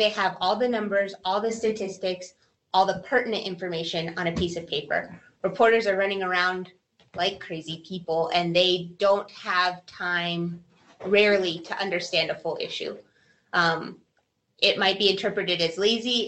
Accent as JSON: {"language": "English", "town": "Albuquerque", "region": "New Mexico", "country": "United States", "tie": "born or raised there", "also_born_or_lived": "Portales, New Mexico / Washington State", "said": "I am an Albuquerque native, born and raised in Albuquerque, El Dorado High School grad"}